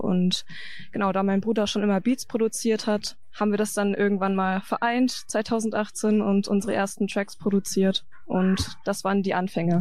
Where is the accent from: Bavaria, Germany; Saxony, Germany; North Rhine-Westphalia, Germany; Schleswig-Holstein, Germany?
North Rhine-Westphalia, Germany; Paderborn district; moved away as an adult; now in Bielefeld, Germany; ich komme eigentlich aus dem Kreis Paderborn. Also da wurde ich geboren und bin auf dem Dorf groß geworden in der Nähe von Paderborn